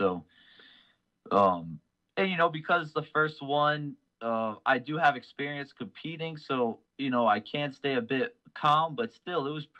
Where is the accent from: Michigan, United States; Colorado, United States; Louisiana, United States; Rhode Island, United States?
Rhode Island, United States; Warwick; I'm a Warwick guy